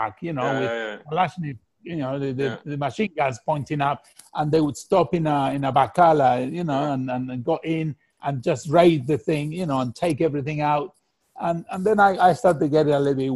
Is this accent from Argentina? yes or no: yes; Argentina; moved away; I'm from Argentina.